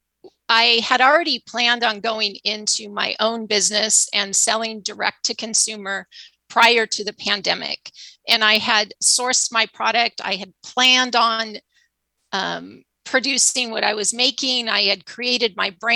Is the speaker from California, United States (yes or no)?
yes; Arcadia, California, United States; moved away as an adult; now in Santa Barbara, United States; I grew up in Southern California, a town called Arcadia, right next to Pasadena